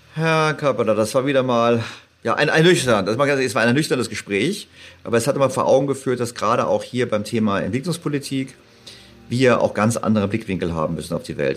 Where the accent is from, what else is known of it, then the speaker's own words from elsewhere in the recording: Berlin, Germany; also born or lived in St. Gallen; ich als Berliner